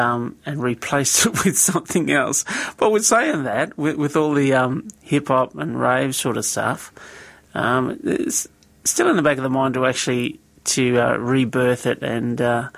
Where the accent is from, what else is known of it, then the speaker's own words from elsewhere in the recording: Deniliquin, New South Wales, Australia; Grew up in a little town called Deniliquin, grew up on a mission actually, and from that we went to the Salvation Army Church